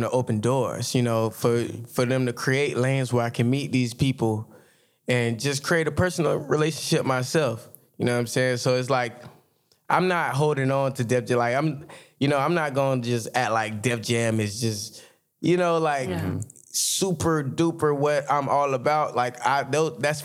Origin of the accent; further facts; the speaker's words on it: Jacksonville, Florida, United States; I'm from Jacksonville, Florida